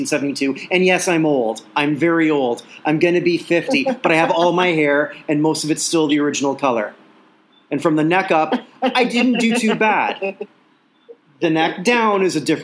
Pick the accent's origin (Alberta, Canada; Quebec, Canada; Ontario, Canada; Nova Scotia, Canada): Ontario, Canada; Burlington; we listened to this Hamilton station when I was growing up in Burlington